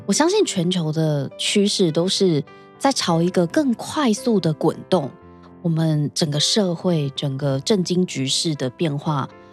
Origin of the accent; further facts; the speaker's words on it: Taiwan; 我自己也是身为台湾人